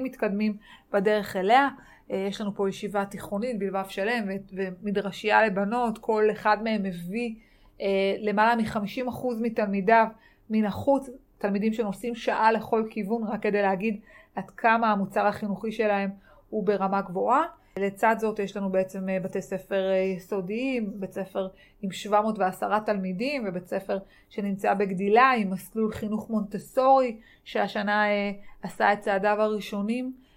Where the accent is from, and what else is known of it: Yeruham, Southern District, Israel; born or raised there; also born or lived in Dimona